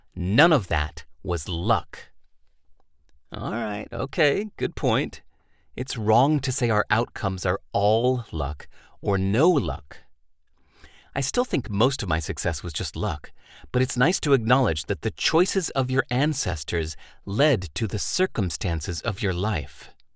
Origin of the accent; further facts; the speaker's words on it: California, United States; I was born in California in nineteen sixty-nine